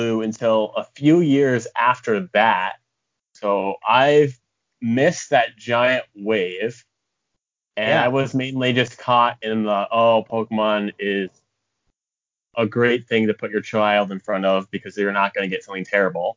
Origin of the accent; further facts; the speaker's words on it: American Midwest, United States; also born or lived in Japan; I am an American Midwesterner